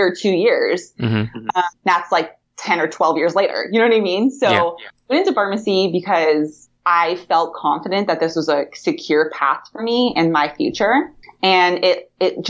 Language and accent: English; Huntington Beach, California, United States; moved away as an adult; also born or lived in New York / Kentucky; now in Sacramento, United States; I am born and raised in Huntington Beach. I went to Huntington Beach High School back in the day